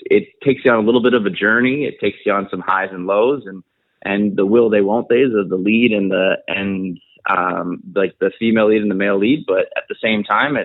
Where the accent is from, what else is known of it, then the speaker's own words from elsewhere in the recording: Prince George, British Columbia, Canada; moved away; I actually got to film it in my hometown of it's called Prince George, British Columbia. I grew up there